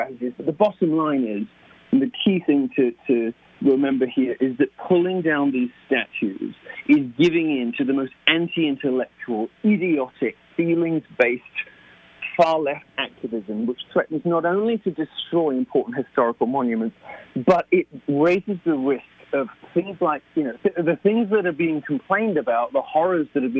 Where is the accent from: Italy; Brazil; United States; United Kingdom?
United Kingdom; moved away as an adult; I am a Brit